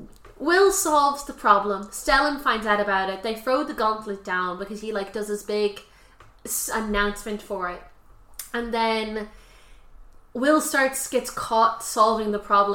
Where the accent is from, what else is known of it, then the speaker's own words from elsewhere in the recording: Ireland; because we're Irish